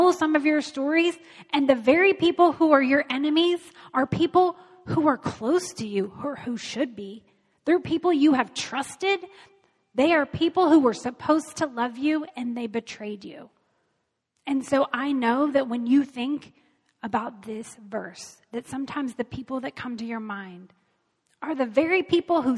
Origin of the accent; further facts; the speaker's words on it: United States; as Americans, as American Christians, as the church here